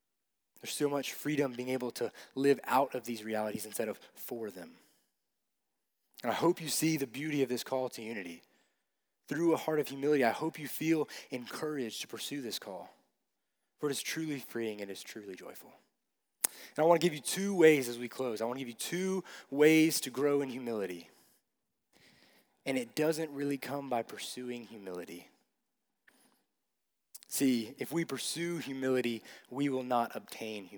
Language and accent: English; Cleveland, Ohio, United States; I grew up going to a Christian camp in my hometown, Cleveland